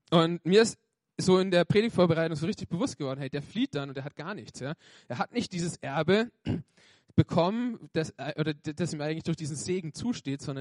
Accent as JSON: {"language": "German", "region": "Bavaria", "country": "Germany", "tie": "born there", "said": "ich bin gebürtiger Franke, also ich komme aus dem schönsten äh, Bundesland Deutschlands, Franken."}